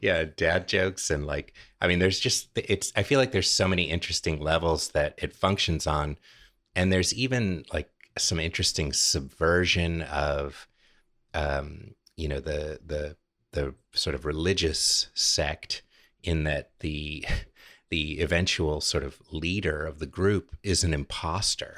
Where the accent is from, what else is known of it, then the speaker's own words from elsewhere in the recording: California, United States; now in Richmond, United States; my home state, my native California